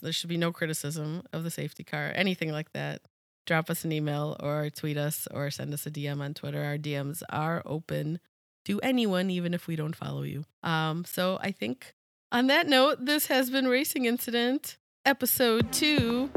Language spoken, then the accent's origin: English; United States